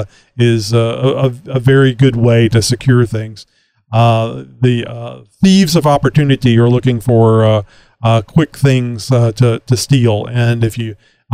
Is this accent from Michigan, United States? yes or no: no; Texas, United States; I'm from Texas and I haven't left Texas many times